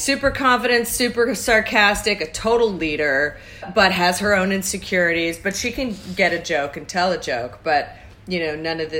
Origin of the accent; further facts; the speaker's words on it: St. Louis, Missouri, United States; from St. Louis.